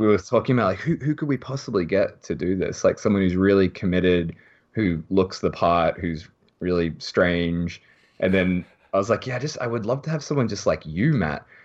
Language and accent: English; Melbourne, Victoria, Australia; now in Japan; I'm from Melbourne